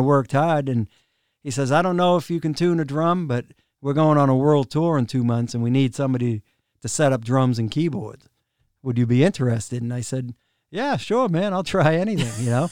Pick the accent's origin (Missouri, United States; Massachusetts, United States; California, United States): Massachusetts, United States; Rockland; I grew up in a town called Rockland